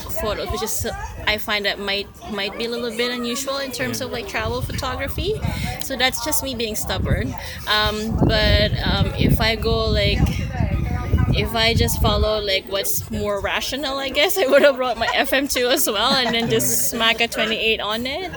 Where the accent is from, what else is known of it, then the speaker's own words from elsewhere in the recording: Philippines; now in Canada; I grew up in the Philippines before moving to Canada